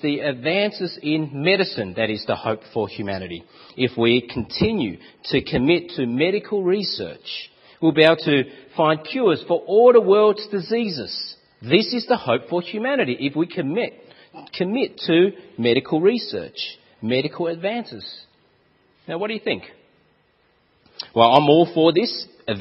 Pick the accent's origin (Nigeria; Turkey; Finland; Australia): Australia; accent: Aussie; my Aussie accent